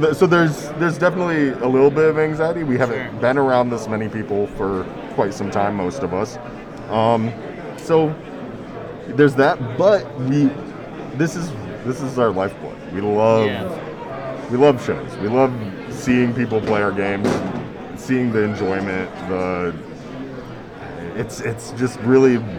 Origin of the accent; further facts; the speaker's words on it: Fort Wayne, Indiana, United States; I'm from Fort Wayne, Indiana